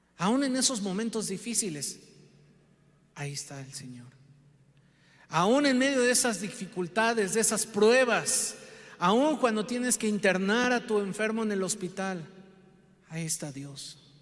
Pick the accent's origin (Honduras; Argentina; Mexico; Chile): Mexico; Como mexicanos